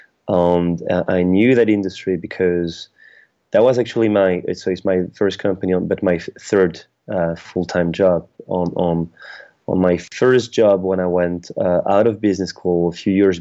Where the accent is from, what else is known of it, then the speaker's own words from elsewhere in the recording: France; moved away as an adult; now in United Kingdom; I'm French. I was born in France, raised there, and I've been living in France for the first, I'll say, I'm trying to remember, 27 years of my life.